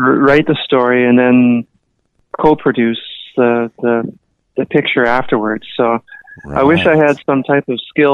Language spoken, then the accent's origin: English; Toronto, Ontario, Canada; now in Vancouver, Canada; I grew up in the Toronto area and then moved out to the West Coast